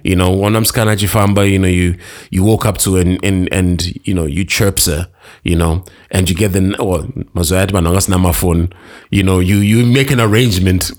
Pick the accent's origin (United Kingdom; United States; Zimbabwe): Zimbabwe; Harare; also born or lived in Karoi; I'm from Harare